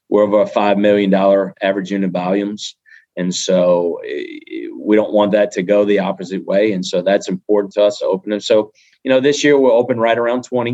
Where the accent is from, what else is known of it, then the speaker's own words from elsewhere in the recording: South Louisiana, United States; we're from South Louisiana. We're born right here